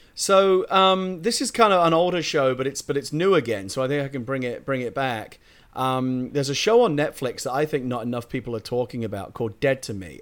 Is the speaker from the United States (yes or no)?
no; United Kingdom; I'm a Brit